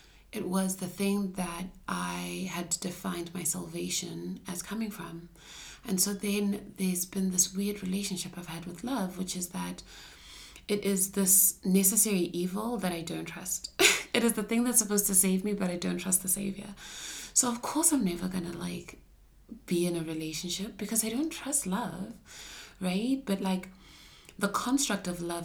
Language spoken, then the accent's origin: English; Ghana; I'm also like a black female growing up in Shana culture